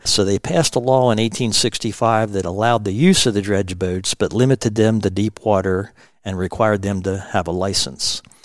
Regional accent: Western Maryland, United States; I grew up here in Western Maryland

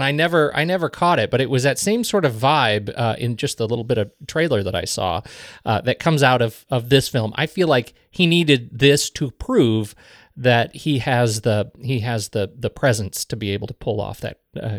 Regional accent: Colorado, United States; No, neither of us. No, we're from Colorado.

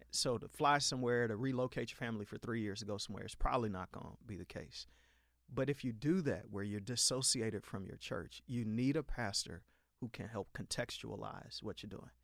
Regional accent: Chicago, Illinois, United States; I was born December eighteen in Chicago on the far south side

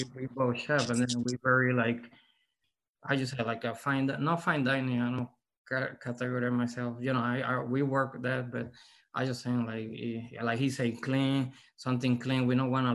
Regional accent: Arecibo, Puerto Rico; now in San Antonio, United States; I'm from Arecibo. Arecibo is my hometown, Puerto Rico

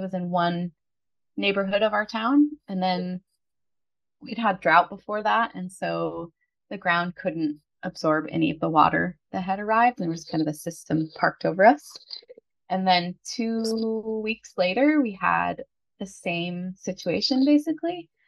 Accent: Oregon, United States; moved away as an adult; also born or lived in California / Pennsylvania / Colorado; now in Italy; Because I'm a bit nomadic. So I grew up on the West Coast. I was born in California. I grew up in Oregon. First year of university I did in Oregon. And then I decided to go to Pennsylvania for a year. Then I moved to Colorado to fight wildfires.

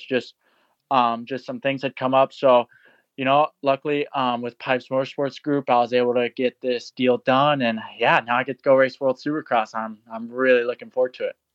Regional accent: Florida, United States; I'm originally from Florida, and I've been on the East Coast for my whole life

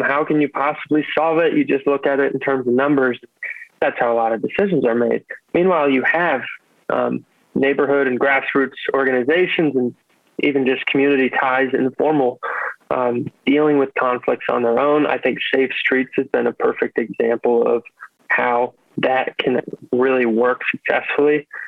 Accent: Herndon, Virginia, United States; moved away as an adult; also born or lived in Washington, District of Columbia, United States; now in Baltimore, United States; grew up in Herndon

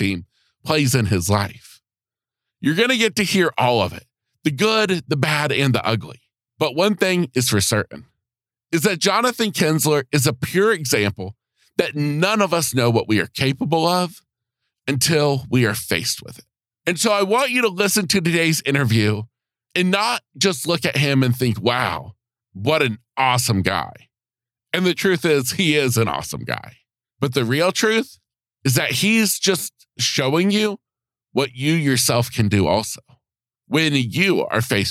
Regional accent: United States; right here in my hometown

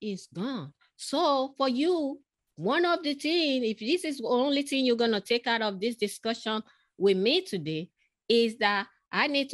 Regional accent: Lagos, Nigeria; moved away; I grew up in Africa

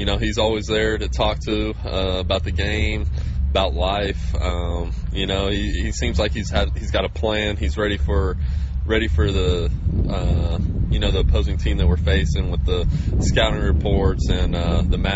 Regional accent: Texarkana, Texas, United States; also born or lived in Iowa City, Iowa; I grew up in Texas

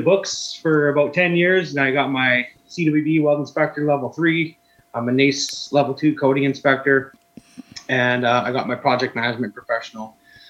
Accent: Cold Lake, Alberta, Canada; moved away as an adult; now in Wainwright, Canada; I'm from Cold Lake originally.

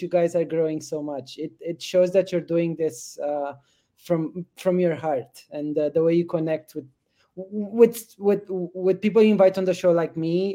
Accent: Romania; moved away; I grew up in Romania just after the communist regime fell

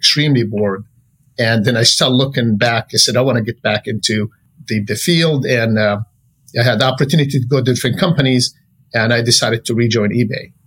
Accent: Jordan; moved away as an adult; now in Silicon Valley, United States; I came from Jordan

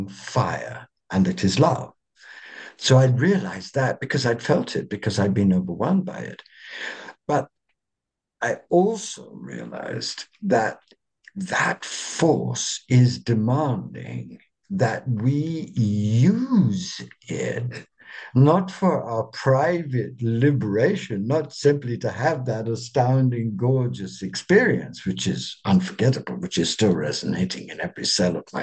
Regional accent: England, United Kingdom; I'm an Englishman

